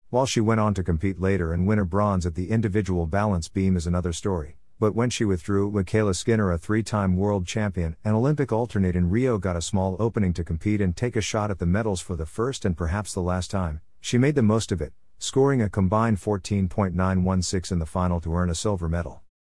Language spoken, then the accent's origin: English; India; as an Indian